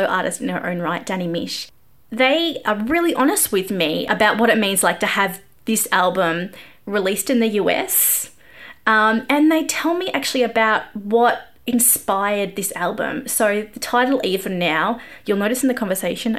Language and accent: English; Australia; I'm Australian